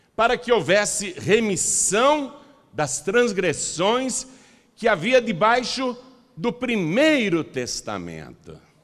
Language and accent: Portuguese; Piracicaba, São Paulo, Brazil; Eu nasci em casa, lá em Piracicaba.